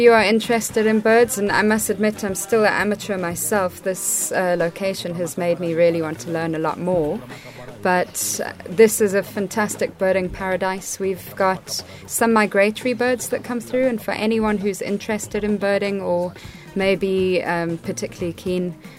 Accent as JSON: {"language": "English", "country": "South Africa", "also_born_or_lived": "Botswana", "lives_now": "Malawi", "said": "As you know, I'm from South Africa and Botswana"}